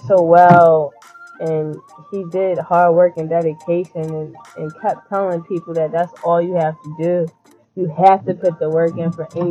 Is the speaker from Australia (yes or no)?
no; Philadelphia, Pennsylvania, United States; I'm not from LA. I'm from Philly, West Philly all day